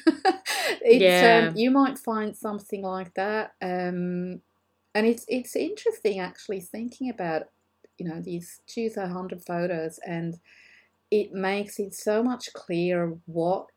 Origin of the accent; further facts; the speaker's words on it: Switzerland; moved away as an adult; now in Australia; I'm originally from Switzerland and that we've moved to Australia in 2007.